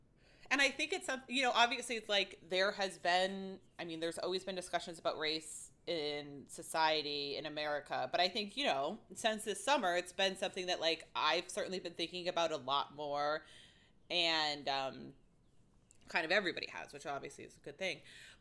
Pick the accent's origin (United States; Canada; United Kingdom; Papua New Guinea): United Kingdom; England; Like, I am half Chinese. I am half English. I am English.